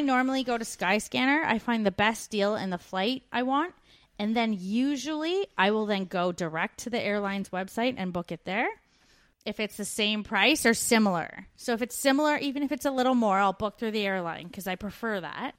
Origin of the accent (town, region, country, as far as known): Canada; now in Australia